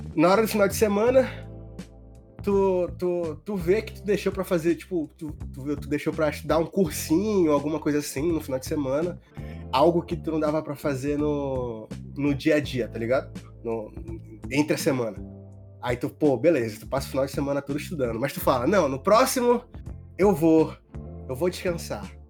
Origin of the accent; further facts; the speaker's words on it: Monte Dourado, Pará, Brazil; eu sou de Monte Dourado